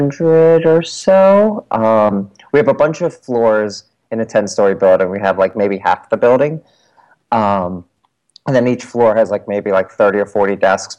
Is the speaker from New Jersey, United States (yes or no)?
yes; New Jersey, United States; accent: South Jersey Philly; I grew up in South Jersey, just outside of Philadelphia. So I brought a South Jersey Philly accent with me when I moved up into, like, North Jersey